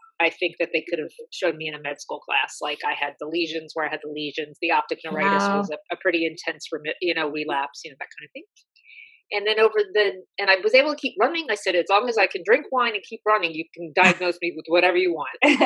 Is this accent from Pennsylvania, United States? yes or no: yes; Philadelphia, Pennsylvania, United States; I'm from Philly